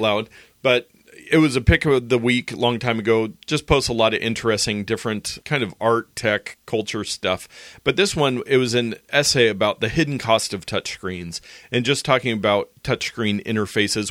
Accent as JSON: {"language": "English", "country": "United States", "said": "as American, adult Americans"}